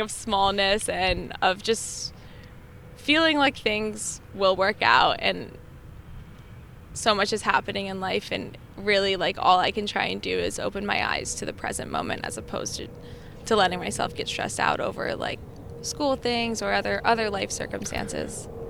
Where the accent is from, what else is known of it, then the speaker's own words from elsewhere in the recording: New Jersey, United States; also born or lived in New Hampshire; now in Virginia, United States; I grew up in New Jersey